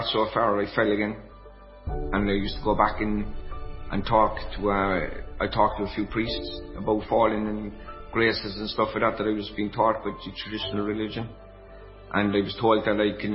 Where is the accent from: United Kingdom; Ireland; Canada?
Ireland; I'm from Connolly Road in Ballyfihan. Actually, this is my parish that I'm sitting in this chair at the moment